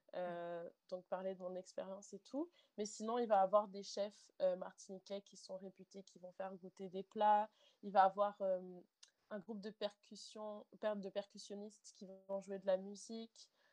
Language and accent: French; Montreal, Quebec, Canada; je suis née euh, à Montréal, donc au Canada, au Québec, dans la province de Québec. Donc, euh, voilà, j'ai la culture québécoise en moi